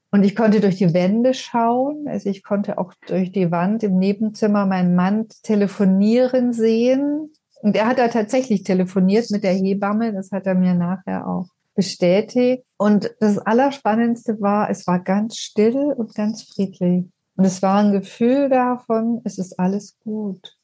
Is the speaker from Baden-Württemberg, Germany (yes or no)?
yes; Ulm, Baden-Württemberg, Germany; moved away; also born or lived in Berlin / Potsdam; wieder in meine Heimatstadt nach Ulm gezogen, an die Donau